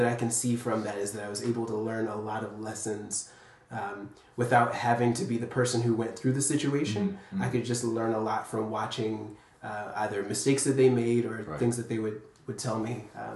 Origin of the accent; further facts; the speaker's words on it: Capitol Heights, Maryland, United States; I grew up in Capitol Heights, Maryland, so a little suburb of D.C.